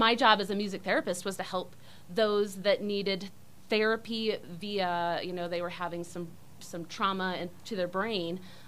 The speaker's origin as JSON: {"language": "English", "town": "Kalamazoo", "region": "Michigan", "country": "United States", "tie": "born or raised there", "said": "I grew up in a place called Kalamazoo"}